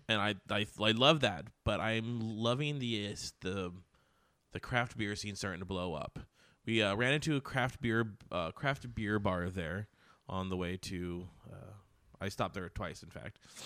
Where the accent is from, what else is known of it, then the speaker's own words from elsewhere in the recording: United States; accent: American; my American accent